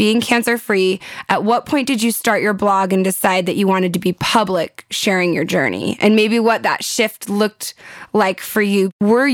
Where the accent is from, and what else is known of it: California, United States